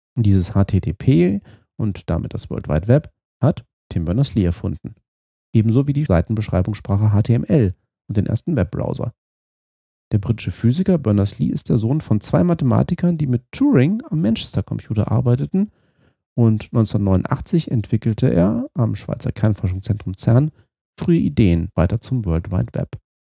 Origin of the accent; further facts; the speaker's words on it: Fulda, Hesse, Germany; meiner Heimatstadt Fulda in Osthessen